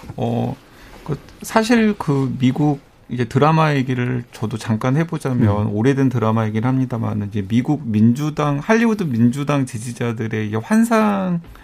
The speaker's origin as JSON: {"language": "Korean", "region": "Honam", "country": "South Korea", "tie": "born or raised there", "said": "제가 호남에서 자랐다 보니까"}